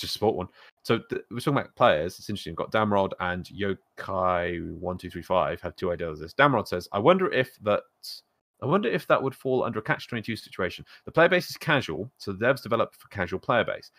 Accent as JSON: {"language": "English", "country": "United Kingdom", "said": "We, we both carry a shame for being British, but not being tea people"}